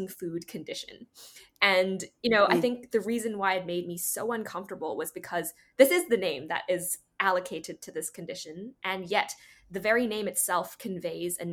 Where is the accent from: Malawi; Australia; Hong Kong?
Hong Kong; first language English; moved away as an adult; also born or lived in United States; I grew up here in Hong Kong and went to school here, high school